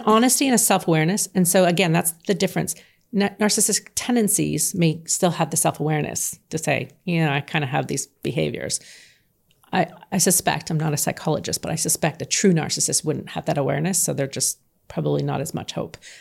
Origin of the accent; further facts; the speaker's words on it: Canada; I'm from Canada